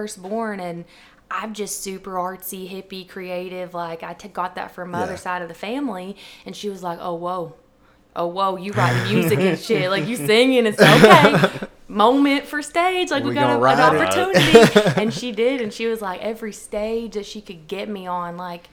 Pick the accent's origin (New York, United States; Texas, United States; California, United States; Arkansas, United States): Arkansas, United States; Batesville; also born or lived in Jonesboro, Arkansas / Evening Shade, Arkansas; I'm from here. I was born in Jonesboro, but my parents lived in Evening Shade, and then I moved to Batesville by the time I was 6, lived in the same house.